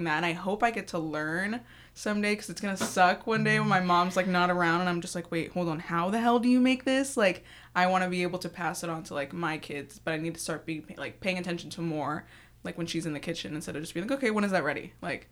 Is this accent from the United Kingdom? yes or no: no; Ventura County, California, United States; now in Sacramento, United States; I'm originally from SoCal. I grew up in Ventura County, but now I live in Sacramento, like, Galt area